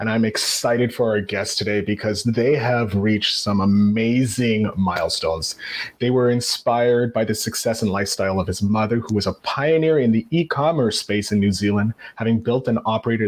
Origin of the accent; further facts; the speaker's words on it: Canada; I'm Canadian